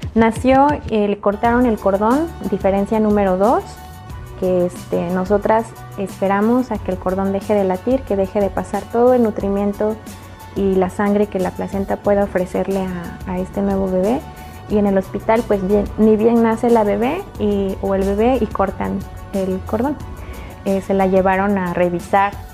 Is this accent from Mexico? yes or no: yes; Mexico City, Mexico; yo crecí en la Ciudad de México